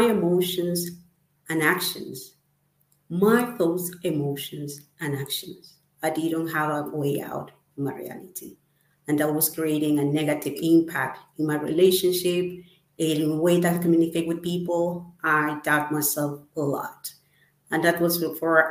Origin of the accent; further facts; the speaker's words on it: Ecuador; moved away as an adult; now in United Kingdom; I'm from Ecuador and I live currently in UK.